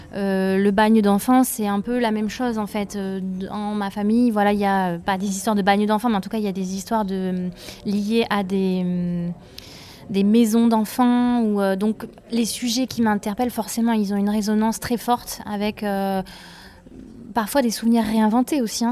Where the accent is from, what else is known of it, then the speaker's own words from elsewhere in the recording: Drôme, Auvergne-Rhône-Alpes, France; also born or lived in Ardèche; moi je viens de la Drôme et du coup euh, c'est un endroit où il y a beaucoup de rivières. Enfin, je suis à la fois dromoise et ardéchoise